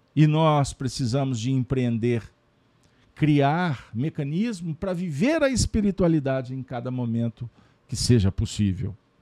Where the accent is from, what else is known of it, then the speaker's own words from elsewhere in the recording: Minas Gerais, Brazil; como bons mineiros, que fazemos parte de uma nação brasileira